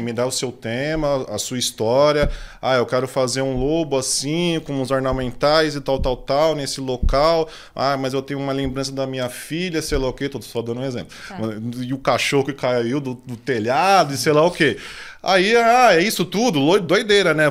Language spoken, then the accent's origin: Portuguese; São Paulo, Brazil; also born or lived in Grajaú; eu nasci, nasci no, no Grajaú, né? Nasci, morei lá até meus 5, 6 anos, assim. Minha família é de lá também, da parte de, do meu pai e tal. Aí depois eu mudei para Interlagos, moro lá até hoje.